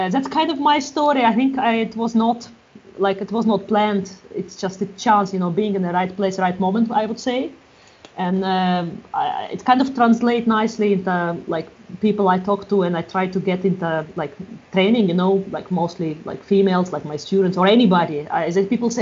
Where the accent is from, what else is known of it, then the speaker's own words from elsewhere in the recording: Russia; moved away as an adult; also born or lived in Europe; now in Galway, Ireland; I'm from Russia, but past 15 years I've been a little bit around Europe, and past 5 years I've been around in Galway.